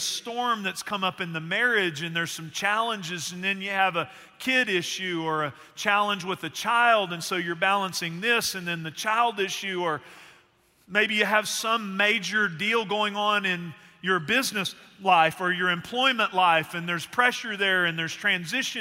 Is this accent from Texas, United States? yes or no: yes; Northeast Texas, United States; moved away as an adult; also born or lived in Abilene, Texas; now in Central Texas, United States; I grew up in Northeast Texas, spent some time in Central Texas around here